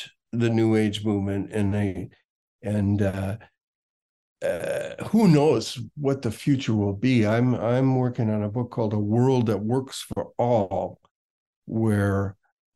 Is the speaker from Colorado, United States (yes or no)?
no; Minneapolis, Minnesota, United States; moved away as an adult; I came from Minneapolis when I was 21 to San Francisco